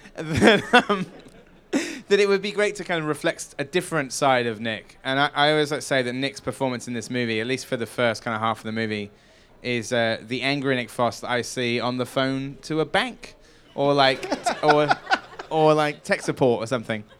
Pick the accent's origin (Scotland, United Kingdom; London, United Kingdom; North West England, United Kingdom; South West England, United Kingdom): South West England, United Kingdom; Wells; moved away; Hot Fuzz was shot in my hometown